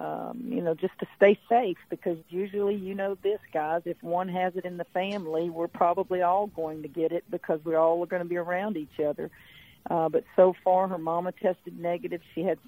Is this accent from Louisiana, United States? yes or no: yes; Hammond, Louisiana, United States; You know, she's from Destrehan, I'm from Hammond, and it would have been fun to see a lot of loved ones and friends.